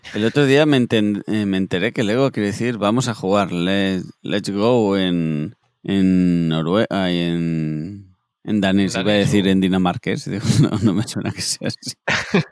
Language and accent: Spanish; Spain; soy español